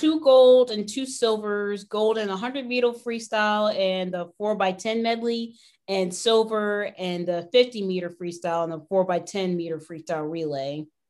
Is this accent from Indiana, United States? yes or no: no; Houston, Texas, United States; we're from Houston